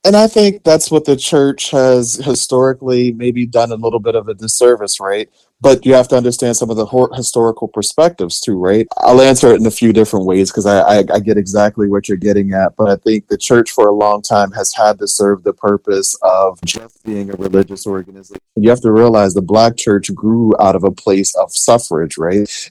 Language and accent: English; Philadelphia, Pennsylvania, United States; I grew up in West Philly, being raised by a single mother